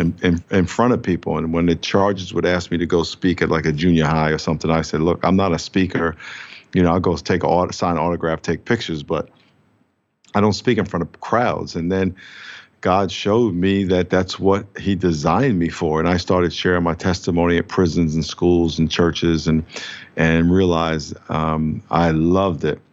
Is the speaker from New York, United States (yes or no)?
yes; New York, United States; moved away as an adult; now in San Diego, United States; I grew up in New York